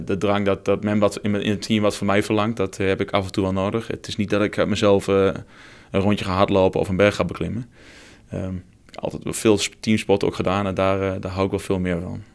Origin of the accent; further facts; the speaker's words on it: Twente, Overijssel, Netherlands; accent: Twente; moved away as an adult; also born or lived in Deventer / Arnhem; Afkomstig uit het mooie Twente, dat ga je ongetwijfeld horen naar mijn accent